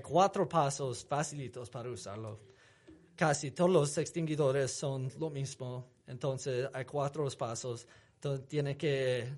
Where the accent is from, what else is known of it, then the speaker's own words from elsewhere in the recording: United States; accent: gringo; Spanish is a second language; also born or lived in Salt Lake City, Utah; tengo acento gringo bien fuerte